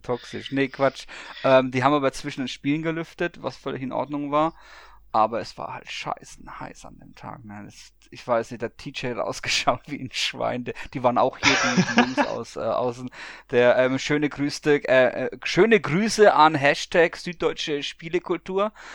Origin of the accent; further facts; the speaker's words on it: Bamberg, Bavaria, Germany; moved away; in meiner alten Heimat als ähm, gebürtiger Bamberger